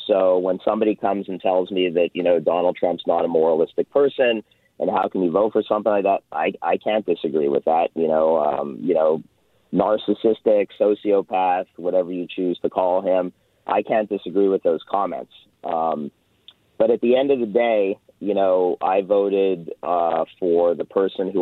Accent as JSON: {"language": "English", "town": "Winnipeg", "region": "Manitoba", "country": "Canada", "tie": "born or raised there", "also_born_or_lived": "Montreal, Canada", "moved": "as an adult", "lives_now": "Florida, United States", "said": "I was born and raised in Winnipeg"}